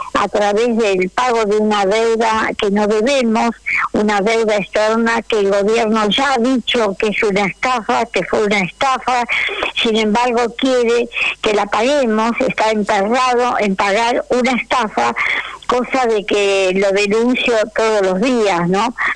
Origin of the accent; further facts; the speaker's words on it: Argentina; yo estoy orgullosa de mi pueblo